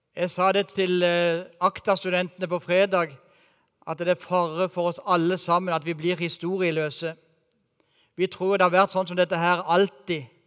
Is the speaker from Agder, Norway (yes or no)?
yes; Kristiansand, Agder, Norway; moved away as an adult; now in Eastern Norway, Norway; den byen som jeg har vokst opp i, og som jeg gikk på videregående